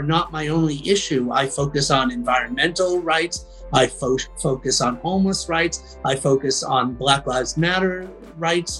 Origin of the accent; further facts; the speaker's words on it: Boston, Massachusetts, United States; I had to unlearn a lot of what I had been told in suburban Boston